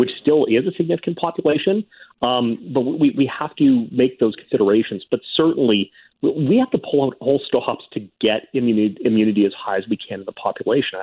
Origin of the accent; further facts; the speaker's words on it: Saskatoon, Saskatchewan, Canada; I grew up in Saskatoon